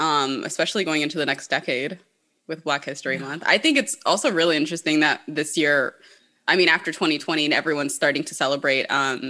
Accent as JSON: {"language": "English", "country": "United States", "tie": "born or raised there", "said": "And I have immigrant parents. So I know Black culture because I was born and raised here and I have Black friends. But culturally, I grew up, my parents are from Ethiopia originally."}